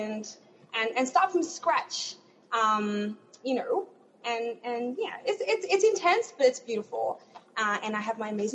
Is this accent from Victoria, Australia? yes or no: yes; Melbourne, Victoria, Australia; moved away as an adult; now in Orlando, United States; I am from Melbourne, Australia. I was born and bred.